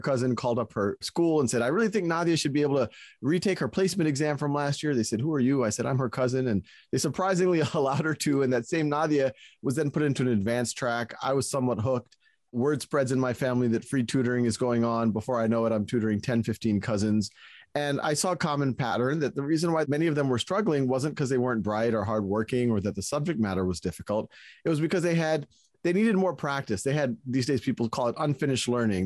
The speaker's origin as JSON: {"language": "English", "town": "New Orleans", "region": "Louisiana", "country": "United States", "tie": "born or raised there", "moved": "yes", "said": "I was born and raised in New Orleans"}